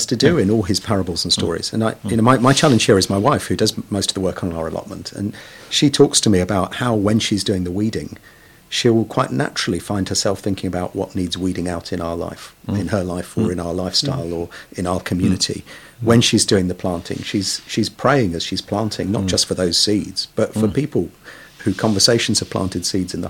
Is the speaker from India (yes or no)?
yes; Kolkata, West Bengal, India; now in London, United Kingdom; I was born in Kolkata, one of the biggest and most urbanized and polluted cities in the world in many ways